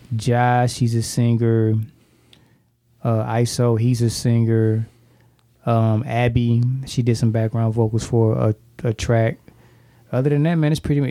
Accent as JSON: {"language": "English", "town": "St. Louis", "region": "Missouri", "country": "United States", "said": "I'm from St. Louis"}